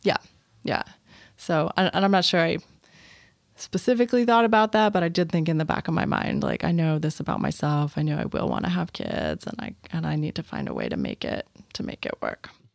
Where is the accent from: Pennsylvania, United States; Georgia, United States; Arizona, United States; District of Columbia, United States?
District of Columbia, United States; Washington; I moved back to D C, which was, uh, my hometown